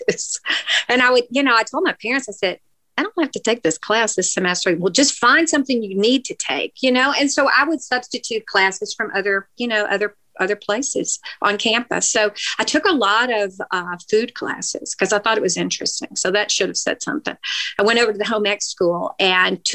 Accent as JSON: {"language": "English", "town": "Nashville", "region": "Tennessee", "country": "United States", "tie": "born or raised there", "said": "I grew up in Nashville and I interned for the Banner back then"}